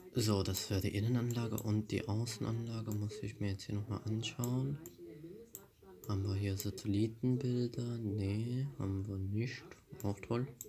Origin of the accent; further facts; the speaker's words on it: Germany; bei uns in Deutschland